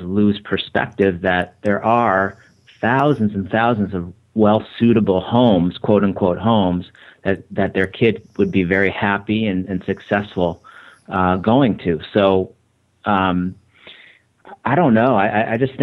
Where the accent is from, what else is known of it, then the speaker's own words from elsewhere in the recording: Michigan, United States; also born or lived in Boston area; now in Boston, United States; I was raised in Michigan. It's different than New England, and I'm out of the Boston area